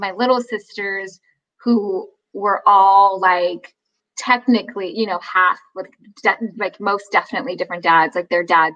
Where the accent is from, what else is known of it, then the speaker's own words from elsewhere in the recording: Fresno, California, United States; moved away; I grew up in Fresno, California, Central Valley of California